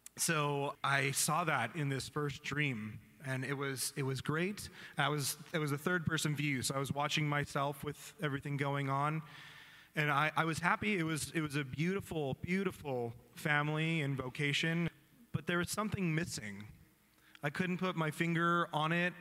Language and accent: English; Vista, California, United States; also born or lived in Oregon; i am from uh, Vista, Oceanside area, and I grew up there